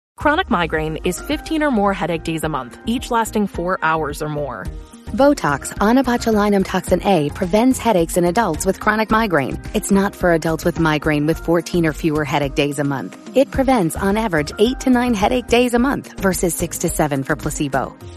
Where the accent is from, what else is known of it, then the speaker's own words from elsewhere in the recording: Detroit, Michigan, United States; I'm from Michigan, I'm from Detroit. So I just chose to stay local